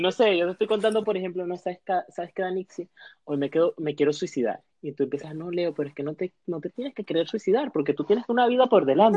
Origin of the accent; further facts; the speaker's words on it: Venezuela; moved away as an adult; also born or lived in Colombia; now in Chile; nosotros somos venezolanos y, estamos migrantes en Chile.